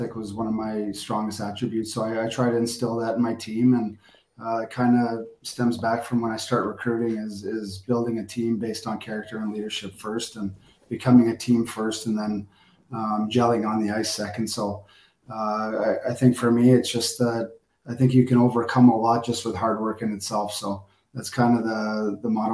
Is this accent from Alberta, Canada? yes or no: no; Newfoundland and Labrador, Canada; also born or lived in Hungary / Poland / Romania / Denmark; now in Glasgow, United Kingdom; I was born in Newfoundland, so I have many relatives from from Newfoundland